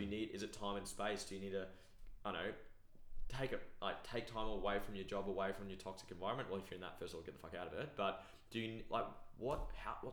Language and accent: English; New Zealand; wrong. I'm a Kiwi